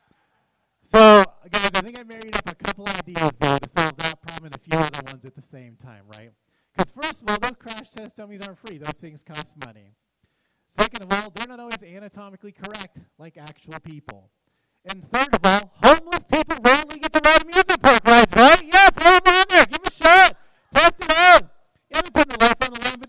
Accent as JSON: {"language": "English", "town": "Los Angeles", "region": "California", "country": "United States", "moved": "yes", "lives_now": "Spokane, United States", "said": "I'm from L.A."}